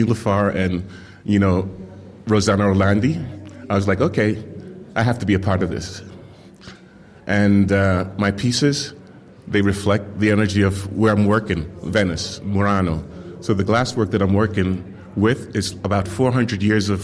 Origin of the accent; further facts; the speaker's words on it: Jamaica; moved away; I'm coming from Jamaica, and I grew up in this very beautiful garden with my great-grandmother